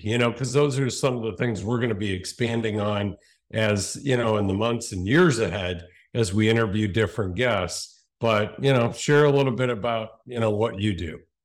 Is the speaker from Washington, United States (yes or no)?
no; Cleveland, Ohio, United States; We're both Cleveland boys, born and raised